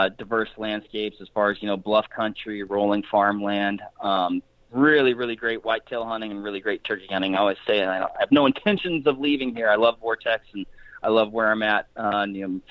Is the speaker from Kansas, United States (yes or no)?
no; Western Washington, United States; moved away as an adult; born and raised in Washington State. So that's kind of my hometown is Western Washington